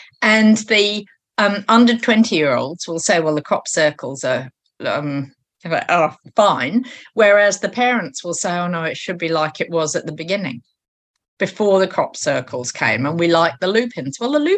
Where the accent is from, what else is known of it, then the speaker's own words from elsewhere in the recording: New Zealand; And I think we're superb, New Zealanders. I've suddenly put myself in as a New Zealander in identifying what will be worst and best for the area being considered.